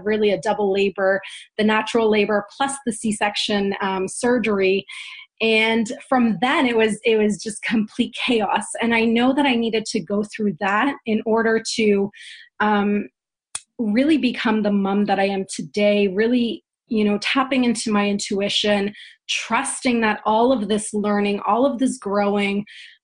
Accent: Canada; also born or lived in Poland; I was born in Poland and raised in Canada since I was 6 years old.

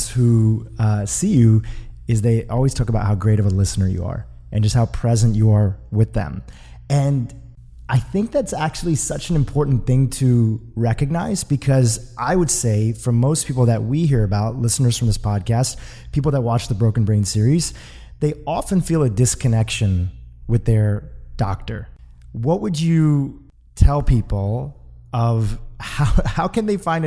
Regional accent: Santa Monica, California, United States; my hometown here in Santa Monica, California

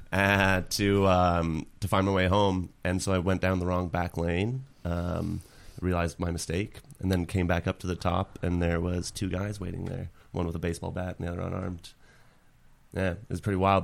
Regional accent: Winnipeg, Manitoba, Canada; moved away; I, like, grew up in a small neighborhood ca-, or actually, it's not that small. Saint James is what it's called.

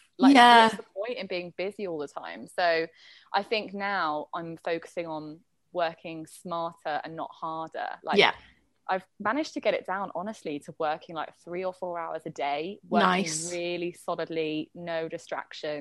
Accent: London, United Kingdom; moved away as an adult; now in Bali, Indonesia; growing up in London had, like, really steered me

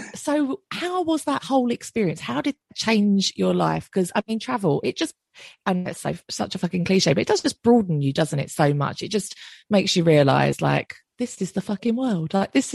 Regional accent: Essex, East of England, United Kingdom; I'm from Essex

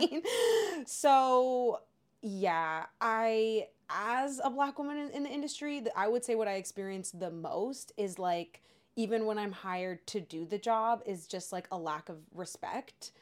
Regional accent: Canada; when we were growing up, as we said, we had Degrassi

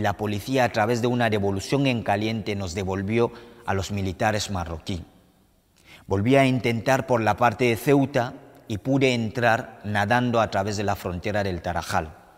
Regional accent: Cameroon; now in Spain

